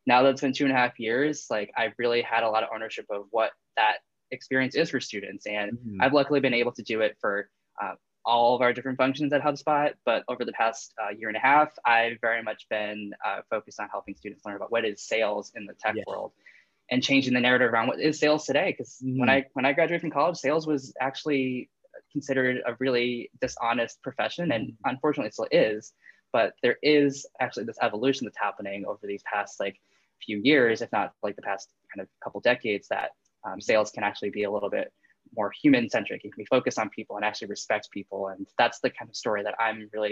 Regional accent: New England, United States; all I've known is literally growing up in New England

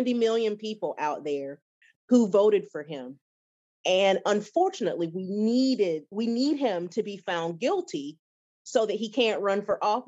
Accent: United States; As an American

